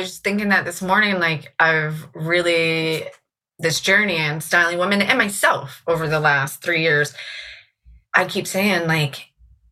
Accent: Virginia Beach, Virginia, United States; also born or lived in Richmond, Virginia / Williamsburg, Virginia; I grew up in Virginia Beach

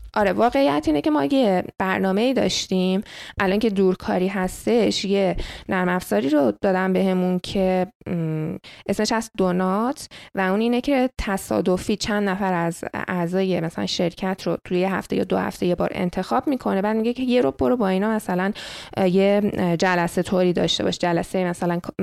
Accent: Iran; moved away; من ایرانی هستم

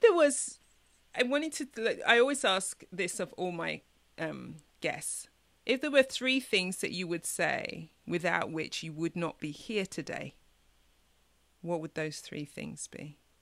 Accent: London, United Kingdom; moved away as an adult; now in Chicago, United States; I was born in East London, parents from the mm-hmm. Caribbean, you know, came to the UK for a better life.

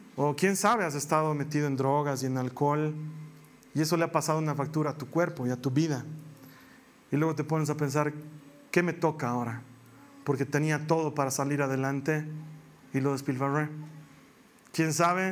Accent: Bolivia; en mi país

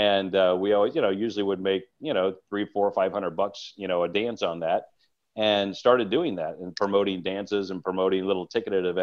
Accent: Southern Illinois, United States; now in Nashville, United States; My journey started in Southern Illinois. Son of a local banker, and they still live back in my hometown

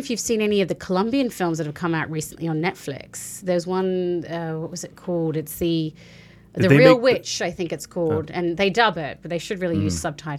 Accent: Australia; also born or lived in Fiji; now in United States; Now, I was born in the Fiji Islands, raised in Australia.

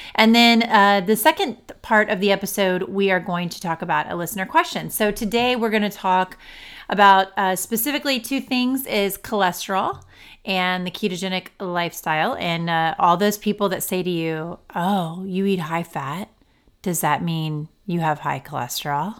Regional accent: Ohio, United States; we're from Ohio

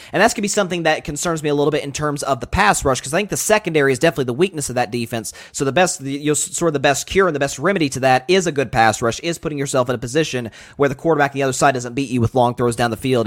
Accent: Tennessee, United States; I'm obviously from Tennessee

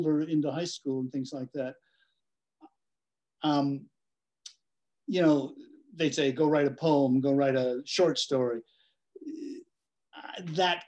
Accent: northern Kentucky, United States; also born or lived in Cincinnati, Ohio / Lexington, Kentucky; I was born in Cincinnati, which is right across the river from Kentucky, and grew up in northern Kentucky, and went to school here in Lexington at the University of Kentucky. So yeah, I am a Kentucky boy

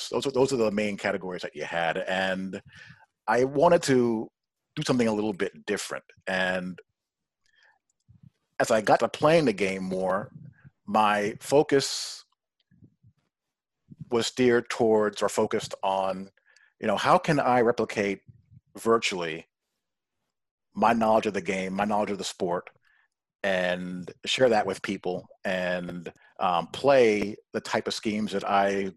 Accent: New York, United States; I grew up in New York, a Notre Dame fan

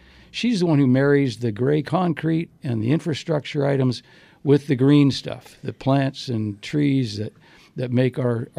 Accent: Arizona, United States; Now you wonder, this got to be a desert tree because I'm from Arizona.

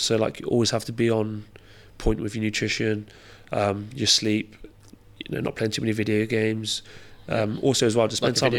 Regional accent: Camborne, South West England, United Kingdom; I loved it. Like until you move away, you don't realise how, I don't want to say shit because it's not shit because it's my childhood, but how rough it was.

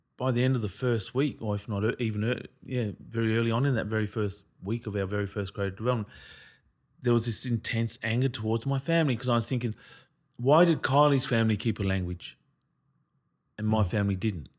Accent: Queensland, Australia; I'm from Queensland

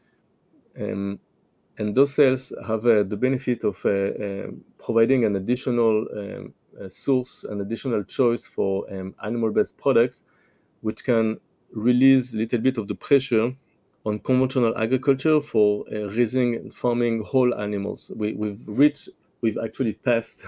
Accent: France; now in Israel; I grew up in France

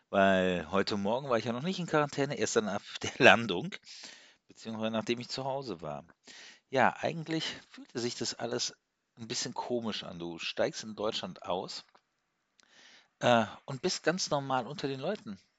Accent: Zug, Switzerland; Habe ich gesagt, ja, ich komme aus der Schweiz, aus Zug.

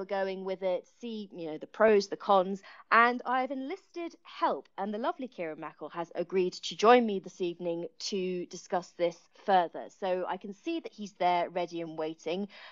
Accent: Kent, South East England, United Kingdom; moved away as an adult; I'm actually from Kent originally as well.

